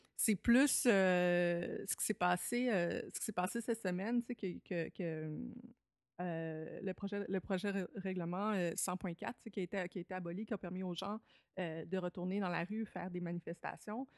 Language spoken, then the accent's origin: French; Lévis, Quebec, Canada; moved away; à Lévis, Québec, là, entre 5 et 18 ans